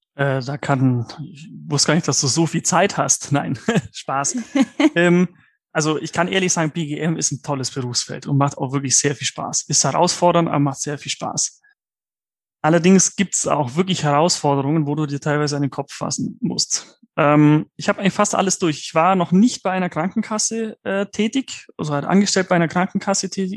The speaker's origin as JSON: {"language": "German", "area": "Allgäu", "region": "Bavaria", "country": "Germany", "tie": "born or raised there", "said": "ich bin ja gebürtiger Allgäuer"}